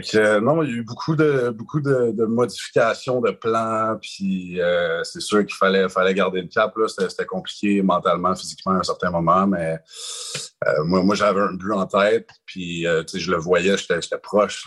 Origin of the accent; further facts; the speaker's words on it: Quebec, Canada; je suis un petit Québécois